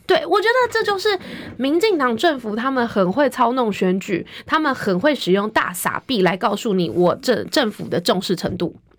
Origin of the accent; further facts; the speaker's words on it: Taiwan; 我们台湾人民